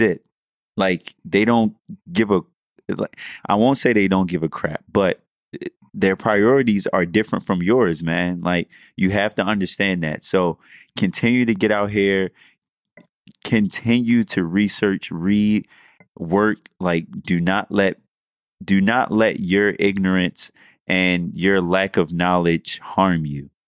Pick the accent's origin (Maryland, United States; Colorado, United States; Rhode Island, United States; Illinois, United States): Maryland, United States; Baltimore; also born or lived in College Park, Maryland; we do this podcast here in D C, I'm from Baltimore